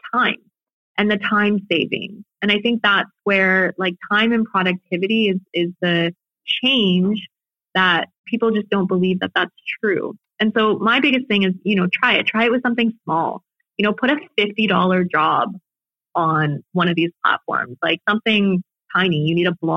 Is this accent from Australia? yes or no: no; Canada; being Canadian